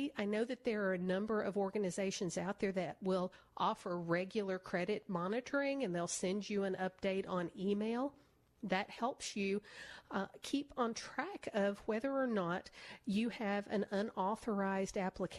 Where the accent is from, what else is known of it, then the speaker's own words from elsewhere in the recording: Nashville, Tennessee, United States; I grew up in Nashville. I'm a country music girl